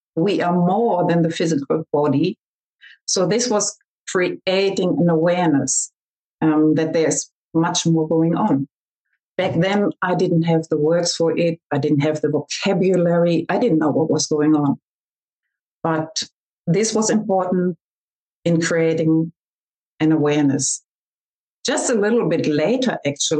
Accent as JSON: {"language": "English", "country": "Germany", "also_born_or_lived": "Australia", "accent": "German", "said": "I'm talking to you from Germany, and I hope you can understand my German accent"}